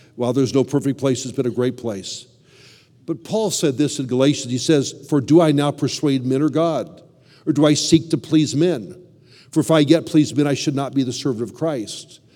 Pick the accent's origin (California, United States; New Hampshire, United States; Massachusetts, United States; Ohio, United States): California, United States; Southern; also born or lived in Chicago; I grew up in Southern California